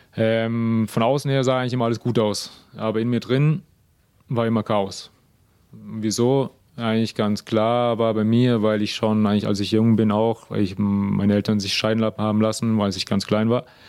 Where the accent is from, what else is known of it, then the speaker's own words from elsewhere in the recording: Germany; moved away; bin auch aus Deutschland